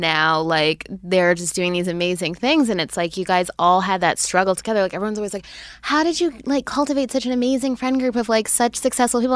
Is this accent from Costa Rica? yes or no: no; Canada; now in United States; I was born and raised in Canada